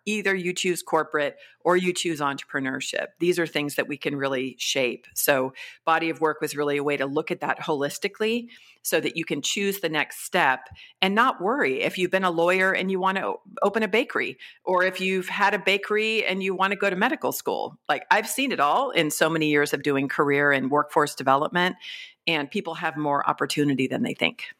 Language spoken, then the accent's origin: English; California, United States; also born or lived in Mexico / Colombia; I'm from California originally